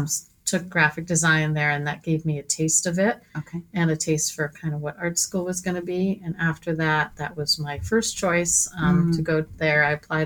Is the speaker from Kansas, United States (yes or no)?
no; Trumbull, Connecticut, United States; moved away as an adult; also born or lived in Japan / Boston; I grew up in Connecticut, Trumbull, Connecticut